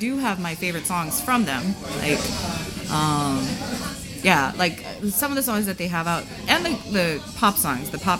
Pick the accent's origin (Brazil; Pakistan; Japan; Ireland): Japan; moved away; I was born and raised in Japan